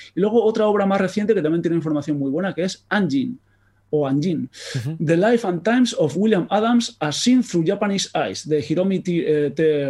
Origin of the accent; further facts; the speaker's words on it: Basque Country, Spain; accent: Basque; por el acento ya creo que se me nota que soy vasco